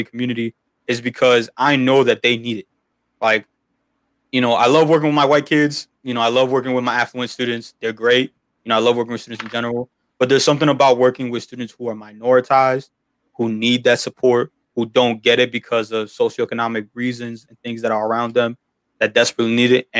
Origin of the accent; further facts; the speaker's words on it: Union City, New Jersey, United States; I'm from Union City, New Jersey, first generation college student.